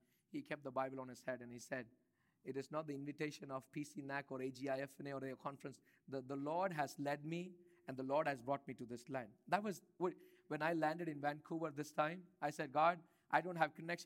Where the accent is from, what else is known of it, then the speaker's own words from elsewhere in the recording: India; moved away; I grew up in India